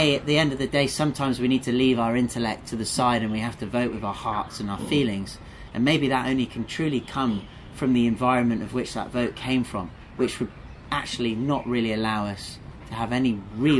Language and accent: English; England, United Kingdom; moved away; as a Brit, as somebody from England who's been away for a long time